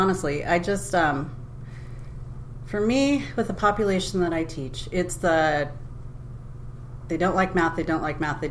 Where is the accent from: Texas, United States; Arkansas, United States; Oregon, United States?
Oregon, United States; Bend; also born or lived in Idaho; now in Washington, United States; I was raised in Bend, Oregon